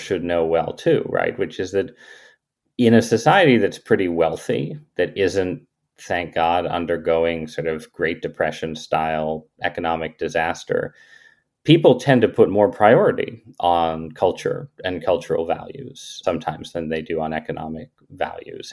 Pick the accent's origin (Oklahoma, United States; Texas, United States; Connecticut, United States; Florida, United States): Connecticut, United States; New Haven; also born or lived in San Francisco; I ended up growing up in southern Connecticut, uh, mostly in New Haven, Connecticut